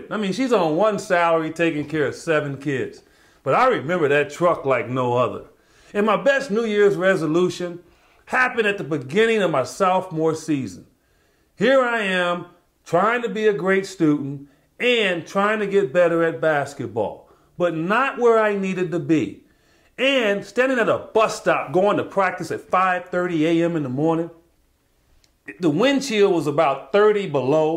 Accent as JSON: {"language": "English", "town": "Chicago", "region": "Illinois", "country": "United States", "tie": "born or raised there", "said": "my hometown, Chicago"}